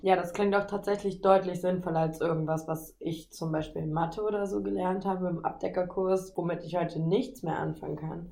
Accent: Nordheim, Germany; moved away; ich melde mich aus Nordheim, meiner Geburtsstadt

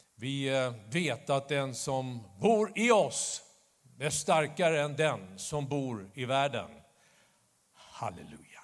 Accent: Stockholm, Stockholm County, Sweden; När jag växte upp i Stockholm

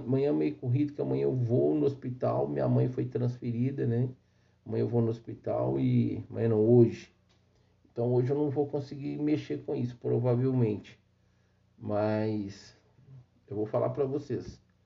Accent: Brazil

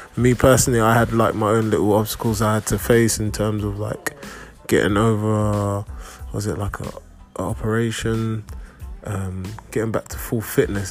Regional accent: London, United Kingdom; I am personally growing up in, in England, growing up in London

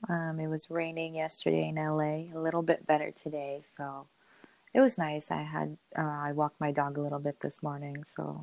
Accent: Philippines; I always, and also being Filipino, it was just really big in our culture, so it was just kind of always around.

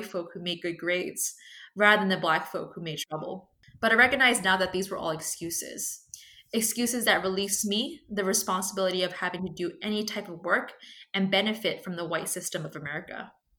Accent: New York City, New York, United States; Although I grew up in Brooklyn, I was mostly surrounded with and lived within white and Asian circles.

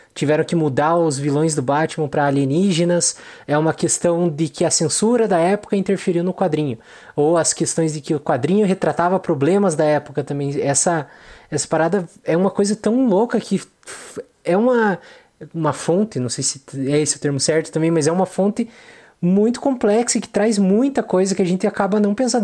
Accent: Brazil; nós como brasileiros

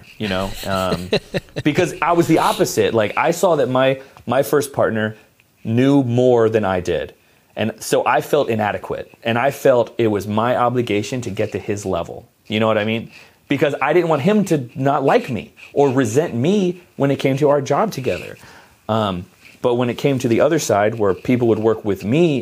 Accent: United States; I'm American

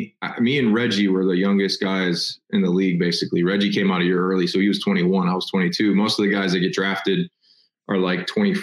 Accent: Midwest, United States; I'm from the Midwest, and nothing against the Midwestern lovely gals of the Midwest.

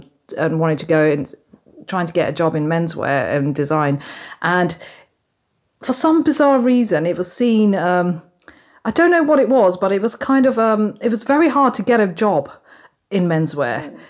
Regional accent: United Kingdom; I'm British Indian.

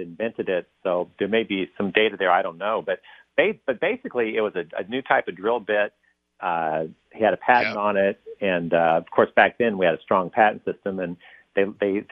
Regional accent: Louisiana, United States; now in Florida, United States; I actually grew up in Louisiana.

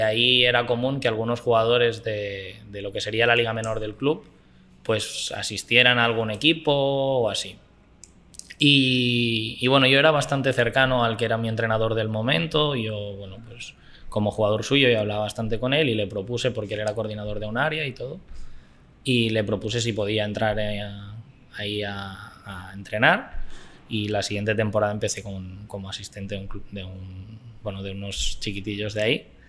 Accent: Barcelona, Catalonia, Spain; moved away as an adult; now in Costa Rica; Yo nací en Barcelona ciudad. Yo nací en Barcelona ciudad y viví, sí, bueno, vivo más o menos por la montaña de Colsalona, un poco más arriba, pero, pero sí, sí, he vivido toda mi vida en Barcelona.

